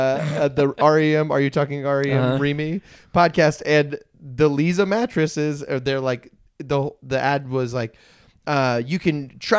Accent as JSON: {"language": "English", "town": "Virginia Beach", "region": "Virginia", "country": "United States", "tie": "born or raised there", "moved": "yes", "said": "I grew up in Virginia Beach, Virginia."}